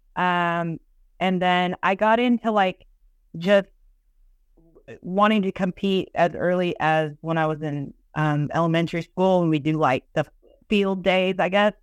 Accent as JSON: {"language": "English", "area": "Austin", "region": "Texas", "country": "United States", "tie": "born or raised there"}